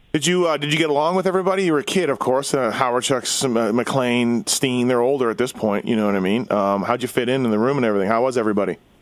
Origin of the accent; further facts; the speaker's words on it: Winnipeg, Manitoba, Canada; now in Las Vegas, United States; the Jets, uh, my hometown team